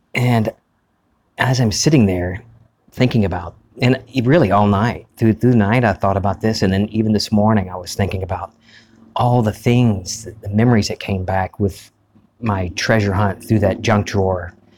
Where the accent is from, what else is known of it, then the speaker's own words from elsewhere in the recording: United States; an old movie theater that we used to have here in our, my hometown, the Charles Cinema